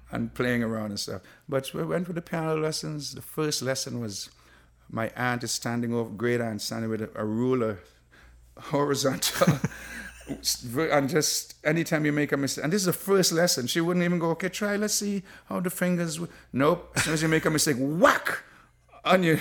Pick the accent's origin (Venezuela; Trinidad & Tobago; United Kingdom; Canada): Trinidad & Tobago; moved away; growing up in Trinidad